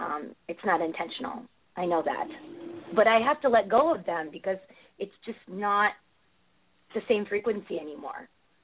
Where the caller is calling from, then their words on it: Connecticut, United States; Hey, hi, this is Amy from Connecticut.